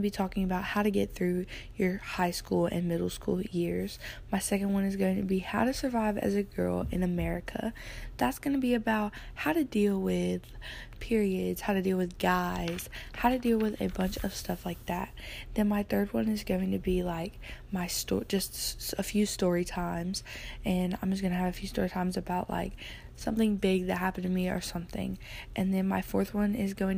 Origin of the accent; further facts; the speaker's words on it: Alabama, United States; I am born and raised in Alabama. I currently live in Alabama.